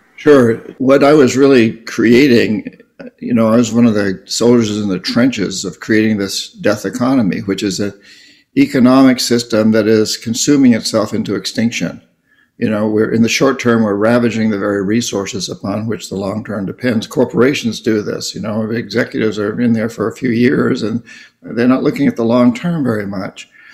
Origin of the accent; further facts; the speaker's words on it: New Hampshire, United States; I come from New Hampshire.